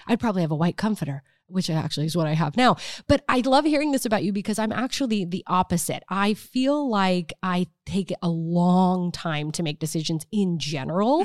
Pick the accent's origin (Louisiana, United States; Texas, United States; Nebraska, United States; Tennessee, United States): Nebraska, United States; born or raised there; moved away